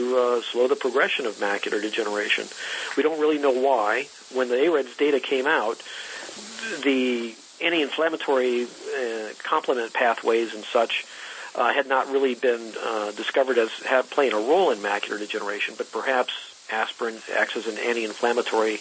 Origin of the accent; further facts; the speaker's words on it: the South, United States; now in California, United States; I grew up in the South